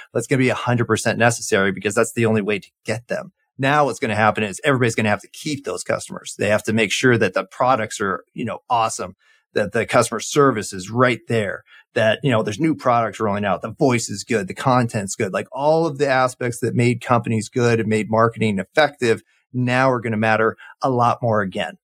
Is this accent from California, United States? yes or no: yes; Orange County, California, United States; moved away; I grew up in, uh, Orange County, California